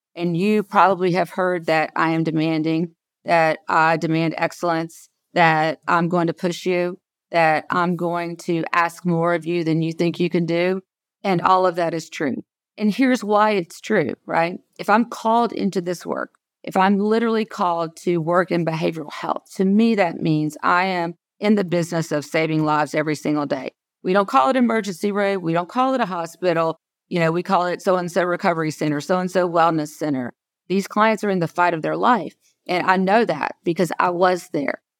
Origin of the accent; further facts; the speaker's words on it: South Georgia, United States; I was born and raised in South Georgia